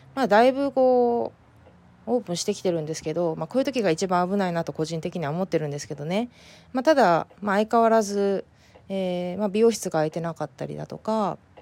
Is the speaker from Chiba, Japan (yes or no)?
no; Fukuoka, Japan; moved away as an adult; now in San Diego, United States; 故郷の福岡